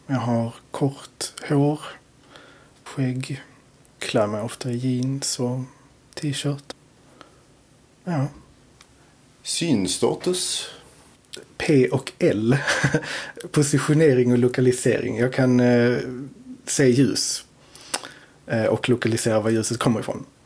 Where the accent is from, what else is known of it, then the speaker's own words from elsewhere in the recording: Torekov, Skåne, Sweden; now in Landskrona, Sweden; Torekov från början. Eh, sen har jag flyttat runt en del och nu har jag hamnat i Landskrona.